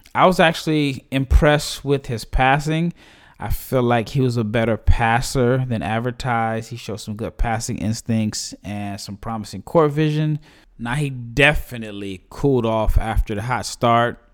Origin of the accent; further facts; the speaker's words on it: Omaha, Nebraska, United States; my hometown Creighton Blue Jays